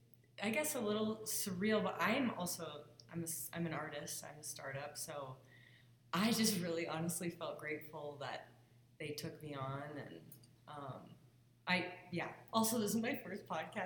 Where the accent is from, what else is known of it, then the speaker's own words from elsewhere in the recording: Midwest, United States; So I'm from the Midwest, but I moved out west and I was involved with PSIA and ski instructing for 12 years.